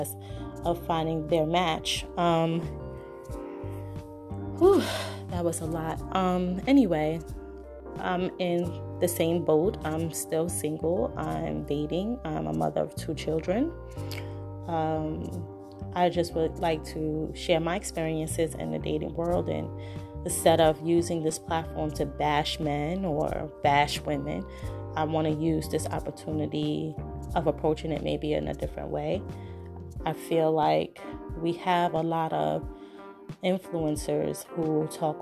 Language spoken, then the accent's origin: English; New York City, New York, United States; accent: New York; I'm originally from Brooklyn, New York